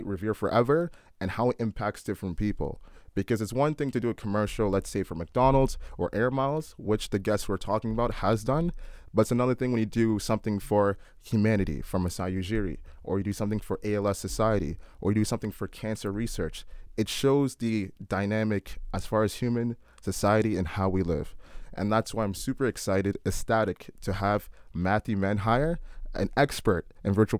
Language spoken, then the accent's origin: English; Oakville, Ontario, Canada; we're from Oakville